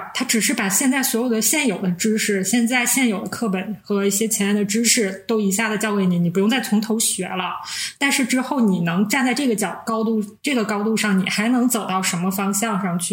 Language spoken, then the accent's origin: Chinese; Northeast China, China; 我们是三个来自东北的 ladies